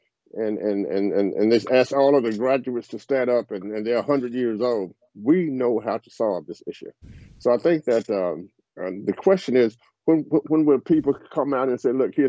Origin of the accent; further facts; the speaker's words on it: the South, United States; I'm a Southerner